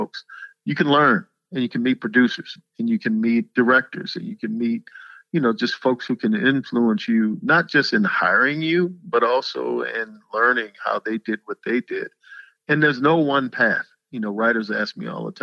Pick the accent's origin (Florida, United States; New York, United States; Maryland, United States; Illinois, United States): Maryland, United States; Annapolis; moved away; I come from Annapolis, Maryland